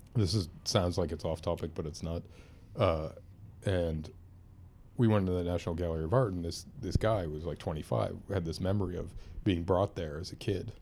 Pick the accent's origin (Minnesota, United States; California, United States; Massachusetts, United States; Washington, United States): Massachusetts, United States; Lynn; born or raised there; also born or lived in Pennsylvania